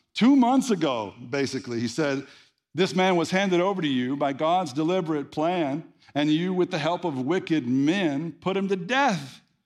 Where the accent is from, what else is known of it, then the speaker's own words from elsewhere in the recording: the Bible Belt, United States; I was raised in the Bible Belt, preacher's kid